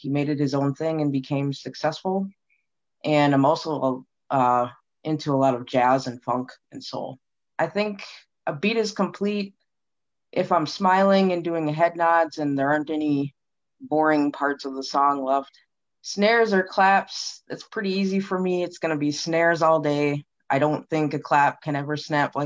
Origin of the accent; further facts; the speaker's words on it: Minneapolis, Minnesota, United States; I am from Minneapolis, Minnesota